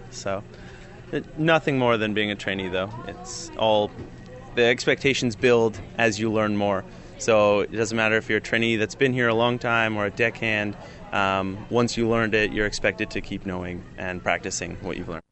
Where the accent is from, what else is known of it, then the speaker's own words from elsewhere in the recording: Ontario, Canada; accent: Canadian; I'm from Ontario and just have always been around the lakes